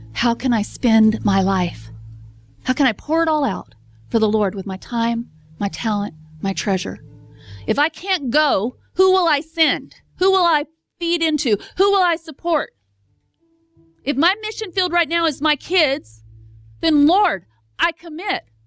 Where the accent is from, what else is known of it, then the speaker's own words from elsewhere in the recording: Texas, United States; I'm from Texas